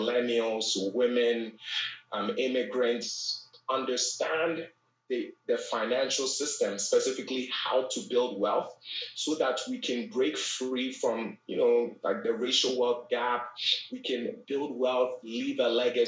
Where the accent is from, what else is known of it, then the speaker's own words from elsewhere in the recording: Ghana; moved away; also born or lived in Bronx, New York, United States; I was born and raised in Ghana, West Africa